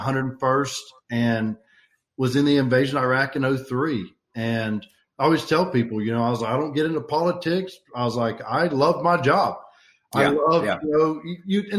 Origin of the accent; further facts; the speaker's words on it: Alabama, United States; I grew up here in Alabama